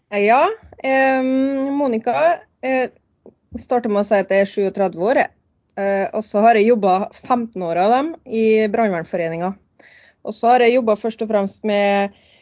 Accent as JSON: {"language": "Norwegian", "area": "Nordmøre", "region": "Møre og Romsdal", "country": "Norway", "moved": "as an adult", "lives_now": "Oslo, Norway"}